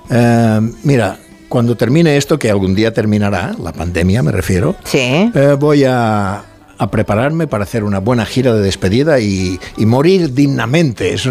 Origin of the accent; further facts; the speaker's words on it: Mallorca, Balearic Islands, Spain; accent: Mallorcan; No, no, soy de Mallorca